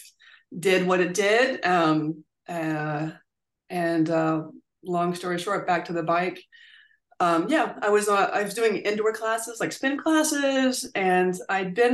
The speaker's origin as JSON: {"language": "English", "region": "Virginia", "country": "United States", "tie": "born or raised there", "said": "I grew up in Virginia"}